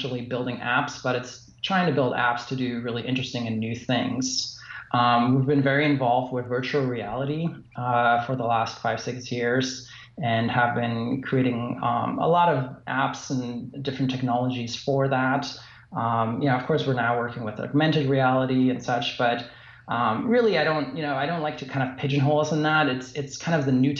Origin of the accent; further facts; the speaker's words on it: Germany; also born or lived in Fort Lauderdale / San Francisco / Los Angeles; now in West Liberty, United States; Where I grew up in Germany, it was actually a small place, you know, surrounded by cornfields.